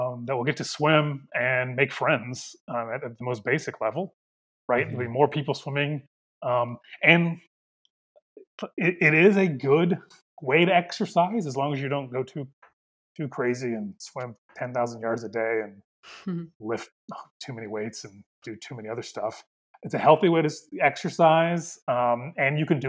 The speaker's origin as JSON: {"language": "English", "region": "Midwest", "country": "United States", "accent": "Midwestern", "said": "My Midwestern accent"}